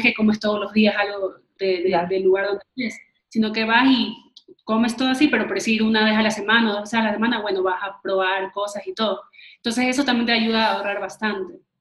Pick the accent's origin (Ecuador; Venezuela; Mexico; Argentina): Ecuador; cuando salimos de Ecuador, ya sentíamos que ya no estás en tu casa, ya no estás como que en tu, como que en tu tierra